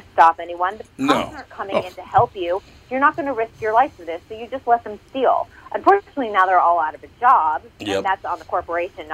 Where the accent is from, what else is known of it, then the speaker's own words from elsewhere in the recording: Massachusetts, United States; moved away; also born or lived in California; my home state of Massachusetts